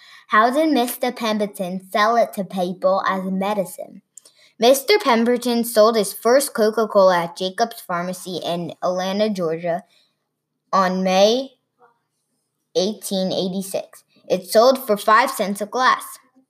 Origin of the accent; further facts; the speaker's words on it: London, United Kingdom; from London.